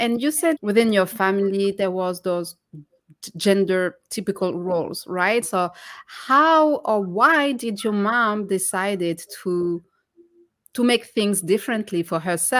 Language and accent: English; France; moved away; I was born and raised in France